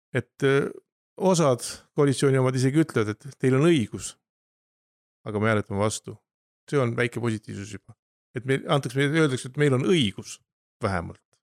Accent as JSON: {"language": "Estonian", "town": "Kilingi-Nõmme", "region": "Pärnu County", "country": "Estonia", "tie": "born or raised there", "said": "olen sündinud Naglajärvi Järkli toas ja elanud kogu elu Kilingi-Nõmmes"}